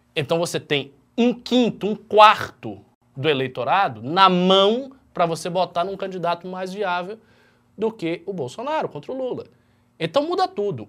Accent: Bahia, Brazil; eu sou da Bahia

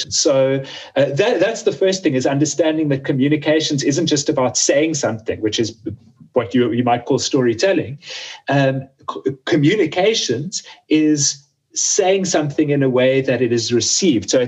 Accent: Cape Town, Western Cape, South Africa; very small scale and micro farmers in my hometown in Cape Town

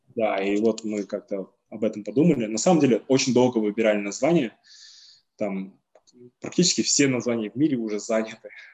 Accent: Kazakhstan

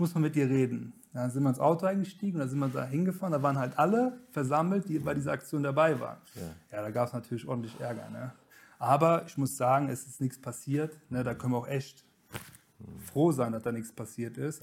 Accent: Kettig, Rhineland-Palatinate, Germany; also born or lived in Herrenberg, Baden-Württemberg; das ist das Dorf, wo ich aufgewachsen bin, so ein kleines 3000 Einwohner-Dorf. Ja, da bin ich aufgewachsen.

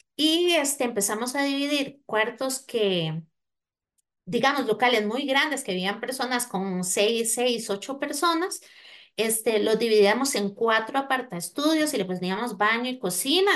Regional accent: Costa Rica; moved away; soy de Costa Rica

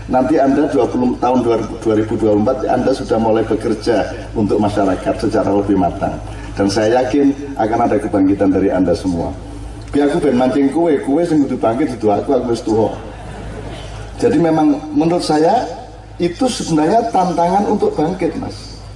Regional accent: Tegal, Central Java, Indonesia; Nah, saya dari Tegal mau bertanya bagaimana cara membangun rasa kesadaran dalam kesadaran tentang keberagaman dalam hati. Jadi mungkin saya pribadi masih angkuh tentang kejawaan saya, tentang keislaman saya

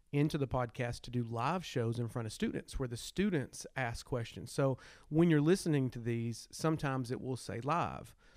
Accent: Arkansas, United States; born and raised in Arkansas

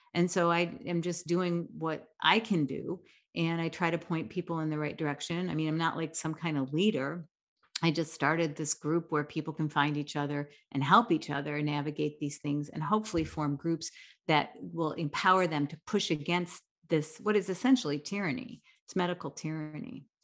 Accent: United States; as an American

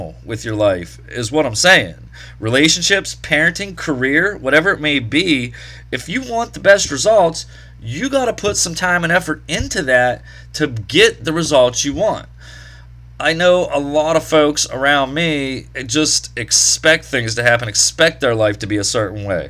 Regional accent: Wheeling, West Virginia, United States; here in the Wheeling area, Chili Cook-Off is coming up Saturday, July the 2nd. One of my favorite events here in my hometown

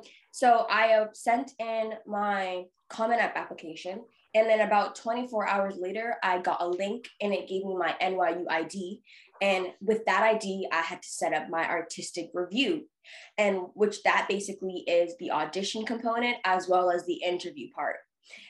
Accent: Boston, Massachusetts, United States; I'm from Boston

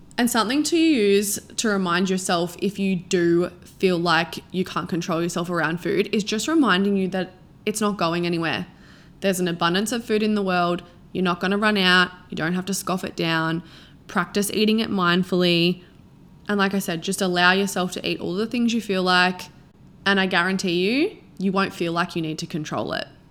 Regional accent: Australia; now in Sydney, Australia; I'm from a really small town, like, the population is literally fifteen hundred and in the middle of nowhere.

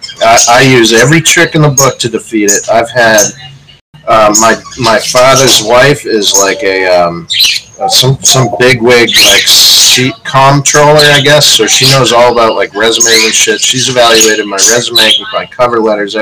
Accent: Boston, Massachusetts, United States; now in Tennessee, United States; I'm from Boston

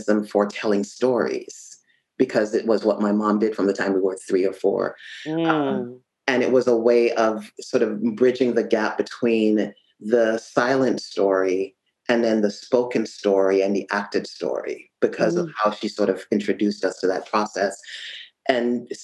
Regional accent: Jamaica; I grew up in Jamaica

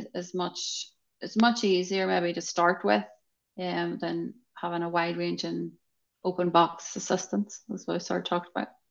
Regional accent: Northern Ireland, United Kingdom; I'm coming from Ireland, Northern Ireland, tiny

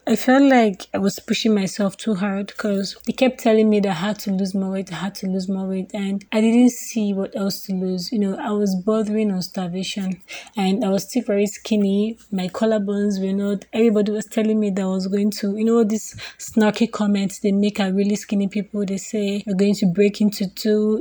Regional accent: Nigeria; I'm 25 years old. I'm from Nigeria

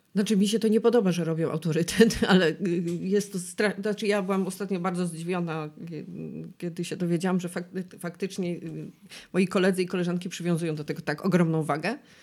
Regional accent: Silesian Voivodeship, Poland; ja jestem ślązaczką

